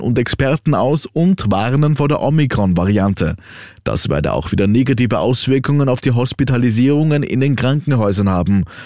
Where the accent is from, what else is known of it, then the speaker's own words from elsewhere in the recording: Austria; bei uns in Österreich